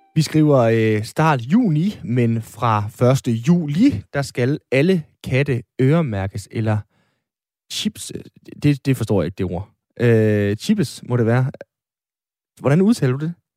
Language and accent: Danish; Aalborg, North Denmark Region, Denmark; Jeg er født og opvokset i øh, Aalborg, og bor stadigvæk i Aalborg